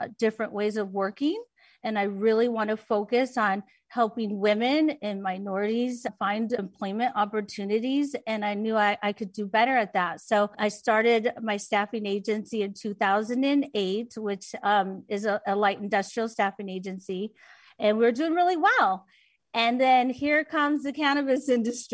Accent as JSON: {"language": "English", "area": "Orange County", "region": "California", "country": "United States", "tie": "born or raised there", "also_born_or_lived": "Long Beach, California", "moved": "yes", "lives_now": "Las Vegas, United States", "said": "early years, we grew up in Long Beach and right outside of LA. And then our parents divorced and we moved to Orange County"}